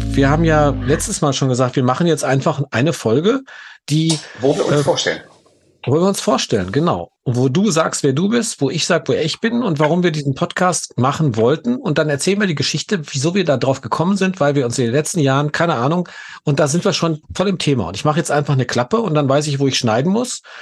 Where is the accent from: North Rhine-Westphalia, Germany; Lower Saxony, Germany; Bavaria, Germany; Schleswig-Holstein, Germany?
North Rhine-Westphalia, Germany; Gelsenkirchen; Ich bin in Gelsenkirchen geboren, im Ruhrgebiet